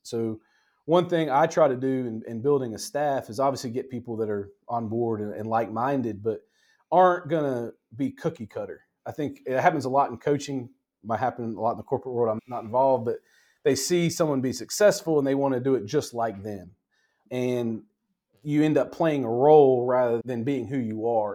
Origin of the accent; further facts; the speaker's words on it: Cary, North Carolina, United States; from this area in general, the Cary Raleigh area, kind of like Cleveland, an unincorporated area